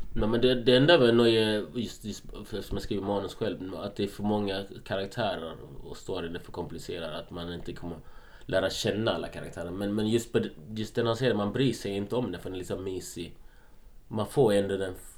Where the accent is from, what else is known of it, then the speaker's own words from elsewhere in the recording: Malmö, Skåne, Sweden; moved away as an adult; also born or lived in Gothenburg / Ljungby / Helsingborg; Jag är uppvuxen i Malmö.